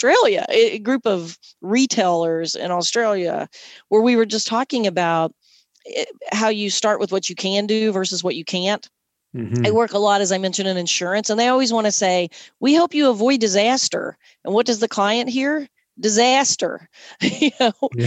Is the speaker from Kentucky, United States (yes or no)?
yes; Southern Kentucky, United States; I'm from Southern Kentucky